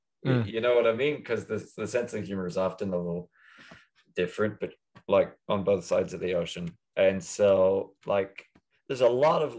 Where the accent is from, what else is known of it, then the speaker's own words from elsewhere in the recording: Midlands, Ireland; So I mean, I like my hometown well enough. I know I'll keep making jokes about it, yeah. But it's a weird place to be. It's absolutely a weird place to be. Like any smallish town in the middle of Ireland